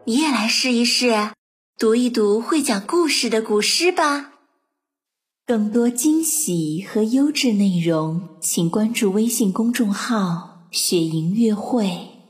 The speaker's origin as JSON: {"language": "Chinese", "country": "China", "said": "我们中国人"}